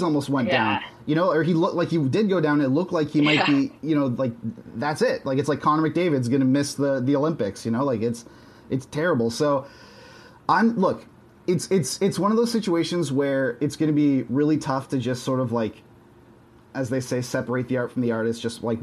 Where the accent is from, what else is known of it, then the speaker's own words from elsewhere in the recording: Canada; I am a Canadian.